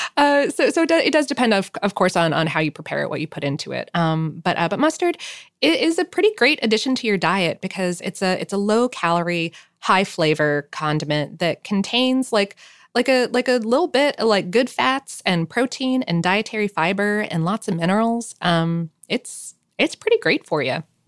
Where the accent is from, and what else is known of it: South Florida, United States; born or raised there